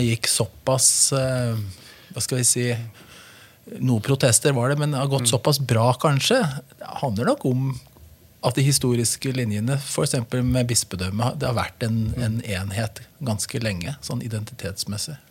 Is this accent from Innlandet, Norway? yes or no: yes; Brumunddal, Innlandet, Norway; also born or lived in Hamar; Så jeg vokste opp i Brumunddal. Hadde hele oppveksten min